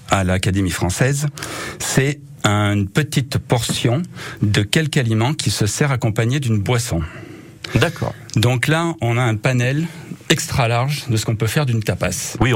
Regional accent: Clermont-Ferrand, Auvergne-Rhône-Alpes, France; also born or lived in Madrid (parents' origin); Mes parents sont de Madrid. Moi, je suis né à Clermont, mais bon, on est d'origine espagnole.

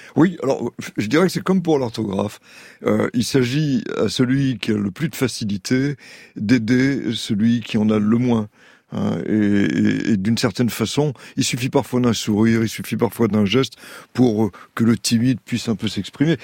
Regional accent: Saint-Denis, Île-de-France, France; Je suis né à Saint-Denis, en Seine-Saint-Denis

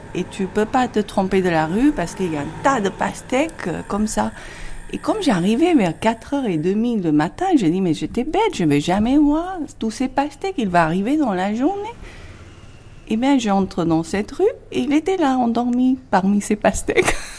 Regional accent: Delhi, India; je suis de Delhi

